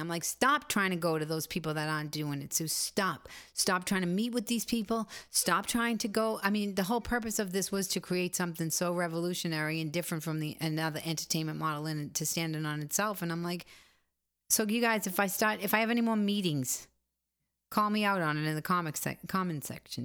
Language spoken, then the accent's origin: English; Boston, Massachusetts, United States; I'm from Boston